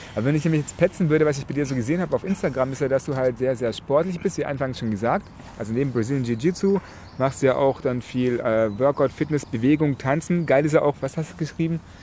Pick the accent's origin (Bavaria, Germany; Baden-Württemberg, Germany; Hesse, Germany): Baden-Württemberg, Germany; Nagold; now in Hamburg, Germany; nach Nagold? in meine Heimatstadt